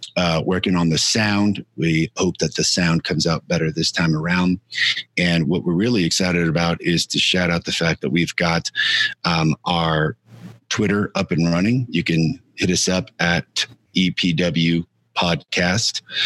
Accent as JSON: {"language": "English", "town": "El Paso", "region": "Texas", "country": "United States", "tie": "born or raised there", "said": "my hometown and where Cassandra and I are currently calling home El Paso, Texas"}